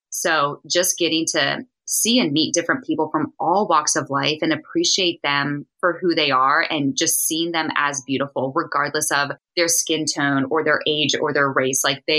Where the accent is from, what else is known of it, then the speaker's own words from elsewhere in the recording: East Coast, United States; Yeah, I'm from the East Coast where there's a lot of trees and it's very dense and mountainous.